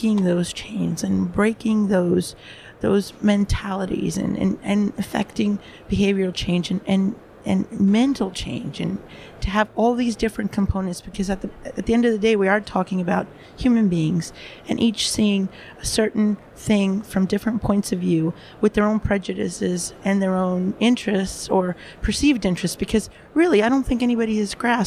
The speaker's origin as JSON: {"language": "English", "town": "New York City", "region": "New York", "country": "United States", "moved": "yes", "lives_now": "Europe", "said": "I'm stationed now, working primarily in Europe, although I'm from the Bronx myself in the U.S."}